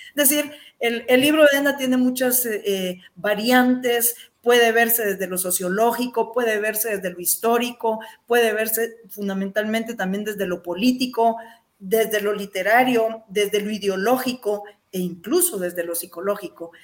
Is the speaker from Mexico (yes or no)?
no; eastern Guatemala, Guatemala; quienes somos de Oriente